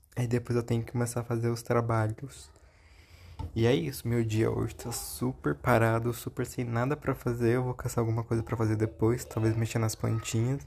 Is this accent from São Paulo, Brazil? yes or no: no; Minas Gerais, Brazil; eu sou mineiro